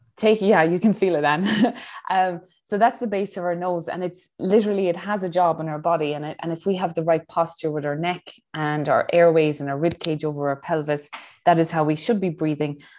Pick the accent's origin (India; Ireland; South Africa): Ireland; now in Dubai, United Arab Emirates; I'm Irish